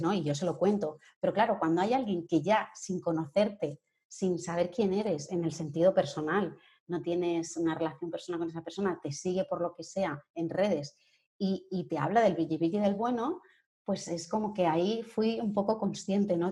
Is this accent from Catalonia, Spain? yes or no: yes; Sabadell, Catalonia, Spain; moved away as an adult; now in Madrid, Spain; soy de Sabadell, de, Barcelona, y bueno, pues me vine a Madrid por amor